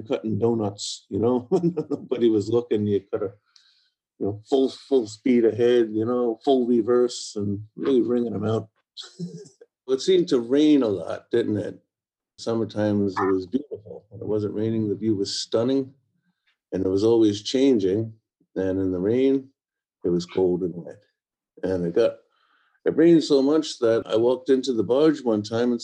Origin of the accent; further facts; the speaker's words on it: New York City, New York, United States; moved away as an adult; also born or lived in Ireland (ancestry); now in Scotland, United Kingdom; I come from Staten Island, New York.